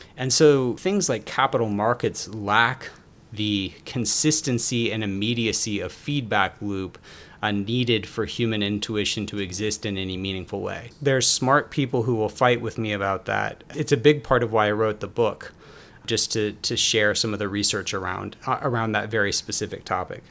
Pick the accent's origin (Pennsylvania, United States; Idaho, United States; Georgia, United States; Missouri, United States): Georgia, United States; Atlanta; also born or lived in Philadelphia; I'm from Atlanta, Georgia